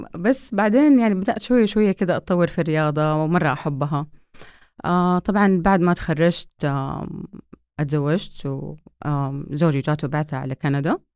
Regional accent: Saudi Arabia; moved away as an adult; also born or lived in United States / Vancouver, Canada; اتولدت في أمريكا لأنه بحكم دراسة أبويا برا وبعدين آه، رجعنا وأنا تقريبا آه، على بداية مراحلي الابتدائية

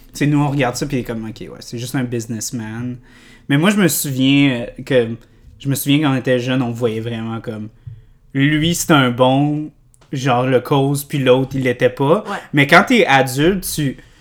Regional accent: Canada; nous, on est, quand on est enfant, on est Canadien

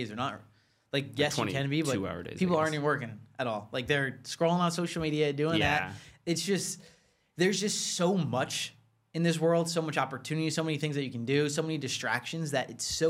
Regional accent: New Jersey, United States; New Jersey

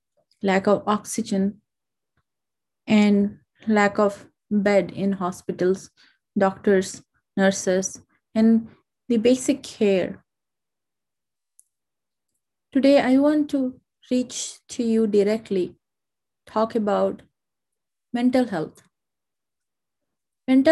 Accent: India; now in United States; India, which is my home country

